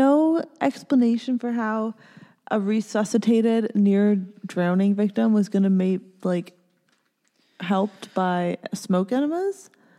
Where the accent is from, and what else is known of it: Ontario, Canada; born or raised there